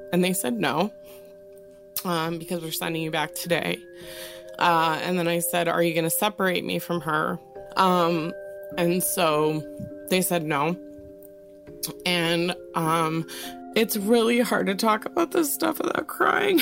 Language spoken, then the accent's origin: English; Wisconsin, United States; I was born and raised in Wisconsin, and I am of Irish Italian ancestry